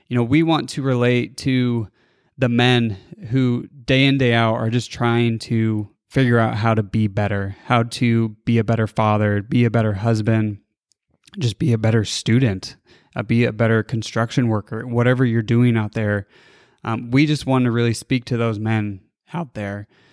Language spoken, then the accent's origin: English; California, United States; moved away; also born or lived in Boulder, Colorado; I was born and raised in California